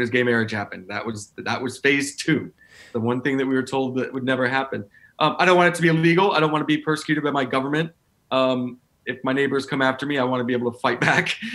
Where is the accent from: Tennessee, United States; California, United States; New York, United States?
Tennessee, United States; I grew up in you know, I'm from Tennessee